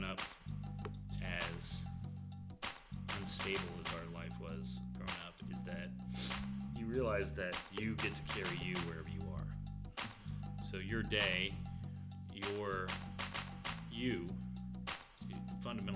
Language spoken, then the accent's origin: English; Austin, Texas, United States; I'm from Austin.